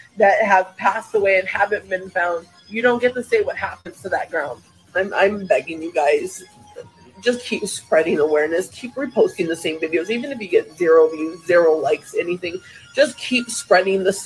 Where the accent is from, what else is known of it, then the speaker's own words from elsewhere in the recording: Maui, Hawaii, United States; moved away; I'm from Maui. That is my home